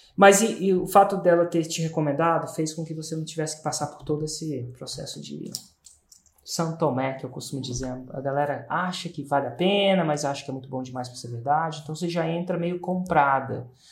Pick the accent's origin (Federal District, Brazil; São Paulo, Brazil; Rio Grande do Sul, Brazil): Federal District, Brazil; Brasília